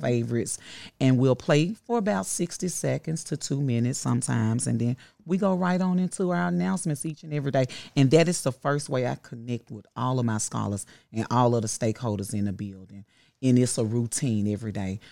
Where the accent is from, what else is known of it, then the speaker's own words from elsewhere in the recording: Memphis, Tennessee, United States; I am from South Memphis, Carver High School, class of ninety-five